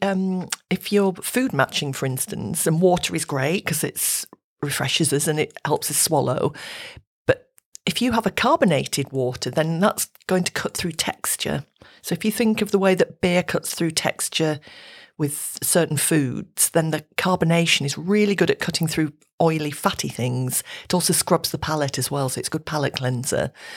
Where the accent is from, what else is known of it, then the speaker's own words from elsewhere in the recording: Yorkshire Dales, Yorkshire and the Humber, United Kingdom; moved away; I'm from the Yorkshire Dales area, and the water up there is so good.